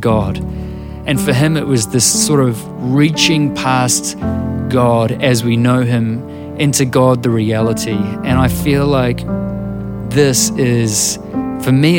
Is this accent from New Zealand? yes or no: yes; New Zealand; I'm a musician and a writer from Aotearoa, New Zealand